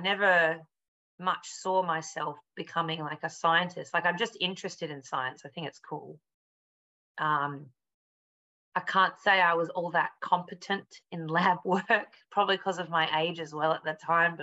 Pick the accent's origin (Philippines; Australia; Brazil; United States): Australia; Perth, Western Australia; also born or lived in Melbourne; now in London, United Kingdom; I'm originally from Perth, which is on the west coast, but my family probably for the last 20 years or so has been living in Melbourne